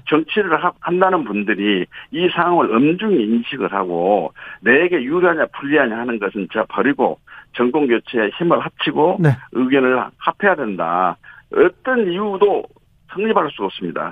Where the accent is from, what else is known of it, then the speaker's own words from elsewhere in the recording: Honam, South Korea; 우리 호남은